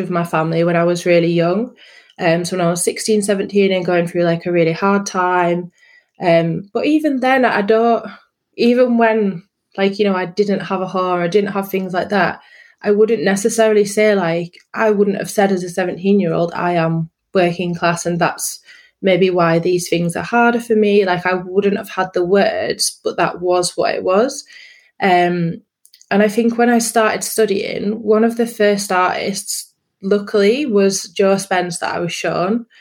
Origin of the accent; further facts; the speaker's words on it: Yorkshire and the Humber, United Kingdom; moved away as an adult; also born or lived in London; in a rural setting in North Yorkshire.